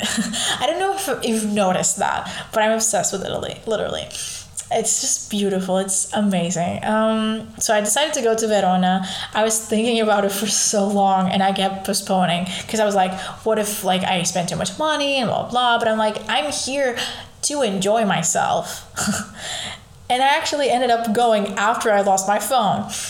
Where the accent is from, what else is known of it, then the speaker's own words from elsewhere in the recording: Lisbon, Portugal; I was born in Lisbon. I've lived there all my life